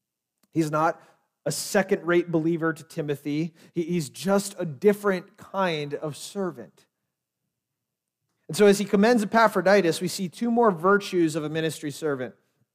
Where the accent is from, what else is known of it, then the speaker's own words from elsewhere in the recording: Lititz, Pennsylvania, United States; I'm like, yes, I grew up in Lititz, that's awesome, great.